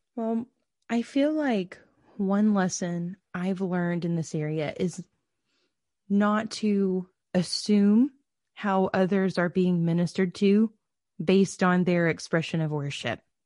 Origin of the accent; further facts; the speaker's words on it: Georgia, United States; I grew up as a P K in the middle of nowhere in Georgia